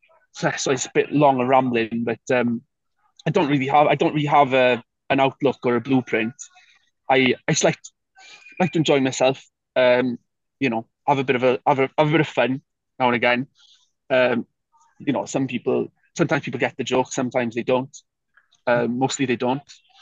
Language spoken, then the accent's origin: English; Wales, United Kingdom; moved away; being a Welsh person away from Wales